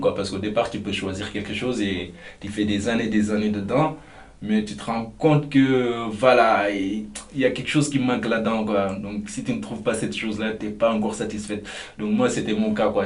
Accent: Mauritania; moved away as an adult; now in France; j'ai 29 ans et je viens de la Mauritanie

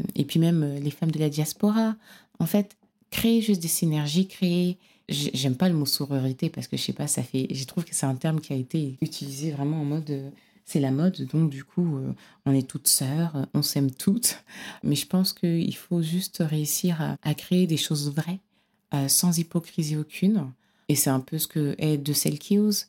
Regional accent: Cameroon; je suis originaire du Cameroun

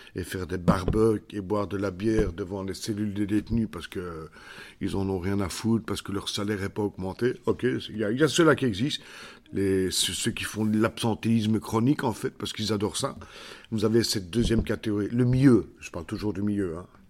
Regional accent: Belgium; Chez nous, en Belgique

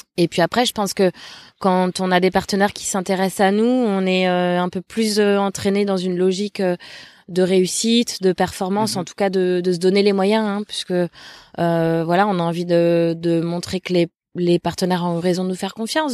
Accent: Le Mans, Pays de la Loire, France; moved away as an adult; also born or lived in Angers / Toulouse; je suis originaire du, du Mans, en Sarthe. Mhm voilà, où j'ai, où je suis née, où j'ai grandi. Je suis restée jusqu'à jusqu'à l'âge de 18 ans

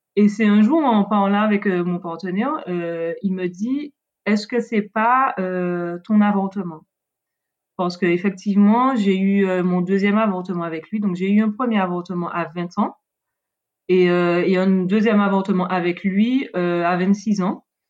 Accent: Martinique; je viens de la Caraïbe, de la Martinique

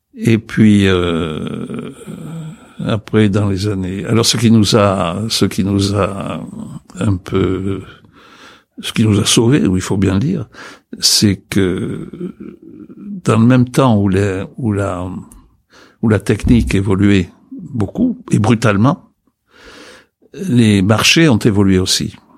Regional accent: Pauillac, Nouvelle-Aquitaine, France; moved away as an adult; also born or lived in Texas, United States; j'étais parti à 18 ans, en 53, j'ai quitté Poyac en 53, avec l'idée que je remettrais jamais plus les pieds dans ce pays pourri

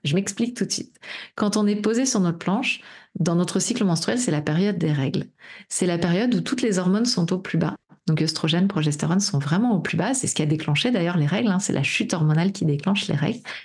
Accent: Brittany, France; je suis bretonne

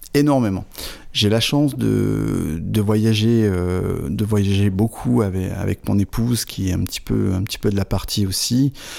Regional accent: Fontaine-lès-Vervins, Hauts-de-France, France; moved away as an adult; also born or lived in Avize, Champagne; Je suis originaire d'un petit village de l'Aisne à Fontaine-les-Vervins, entre, on va dire, Hirson, euh, euh, et Lan, très proche de la frontière belge.

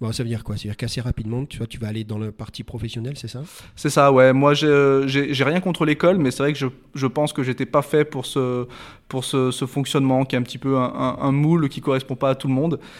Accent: Rillieux-la-Pape, Auvergne-Rhône-Alpes, France; j'ai grandi à Rieux-la-Pape, juste à côté, voilà.

